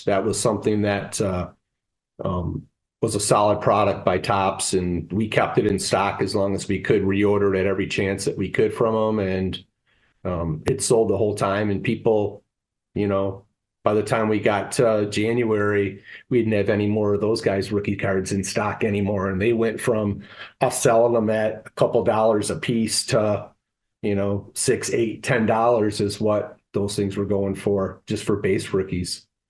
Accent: Detroit, Michigan, United States; I grew up in the Detroit area

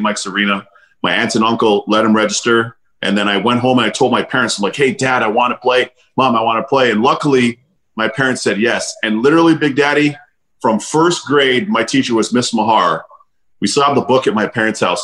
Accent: Toronto, Ontario, Canada; also born or lived in Barbados; growing up in Canada, specifically in Toronto

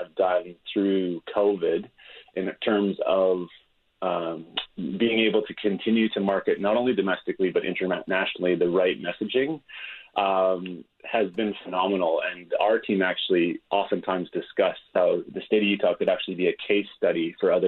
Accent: Canada; moved away as an adult; now in Auckland, New Zealand; I'm a Canadian actually living in Auckland

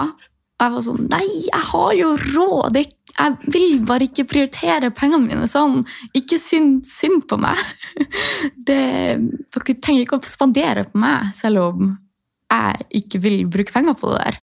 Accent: Tromsø, Troms, Norway; moved away as an adult; also born or lived in Sortland, Nordland; Jeg har akkurat flytta fra Sortland i Nordland, men jeg er fra Tromsø

